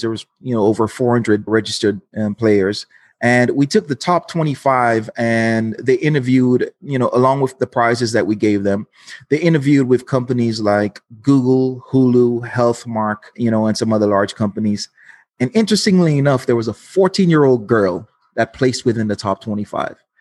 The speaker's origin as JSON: {"language": "English", "country": "Dominica", "tie": "born or raised there", "also_born_or_lived": "Los Angeles, United States", "moved": "as an adult", "lives_now": "United States", "said": "I'm from Dominica, not to be confused, uh, the Dominican Republic"}